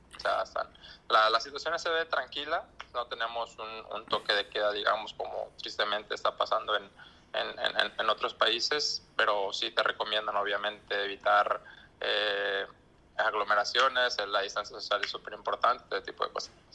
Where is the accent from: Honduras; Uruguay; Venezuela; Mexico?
Mexico; Culiacán, Sinaloa; moved away; also born or lived in Europe; desde que salí de México, de Culiacán